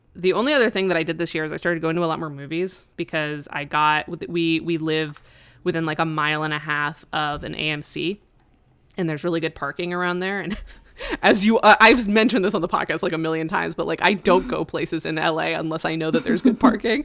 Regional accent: Colorado, United States; moved away; my hometown of Colorado, and it's a really small town

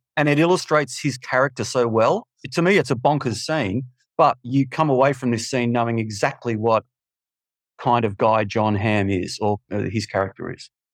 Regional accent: Melbourne, Victoria, Australia; I'm just a schmuck from Melbourne

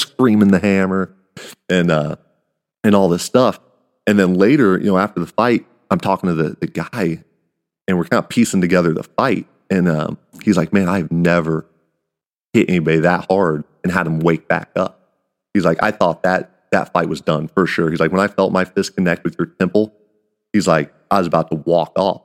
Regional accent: Kansas, United States; I'm the guy from Kansas

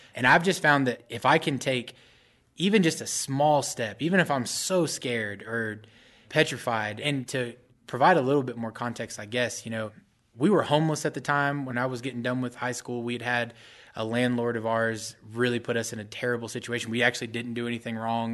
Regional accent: Mesquite, Texas, United States; also born or lived in Dallas, Texas; I'm actually from Mesquite, Texas, but I grew up right, right around Dallas my whole life

